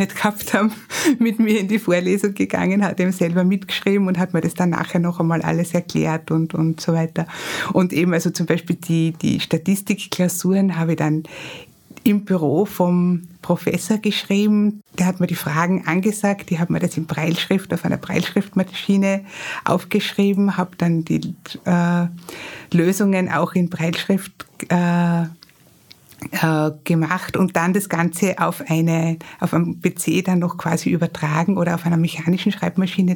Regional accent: Graz, Styria, Austria; ich bin in Graz geboren und aufgewachsen

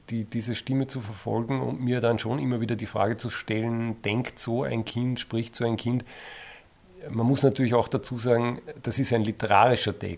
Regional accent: Eferding, Upper Austria, Austria; Also ich komme aus Everding und das taucht vielleicht in der Beschäftigung eines jeden Autors irgendwann einmal auf

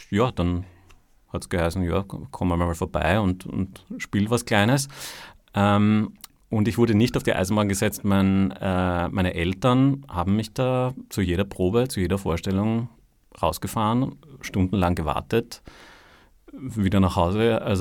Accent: Vienna, Austria; Ich komme aus Kagran, also ein echter Wiener.

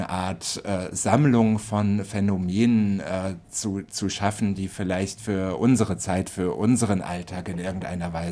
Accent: Frankfurt, Hesse, Germany; Und äh, ich bin ja aus Frankfurt und halte das deshalb natürlich mit Adorno

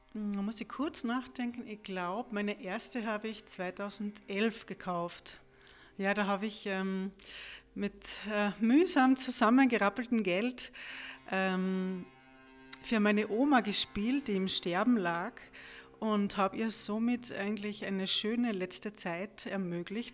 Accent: Austria; bei uns in Österreich

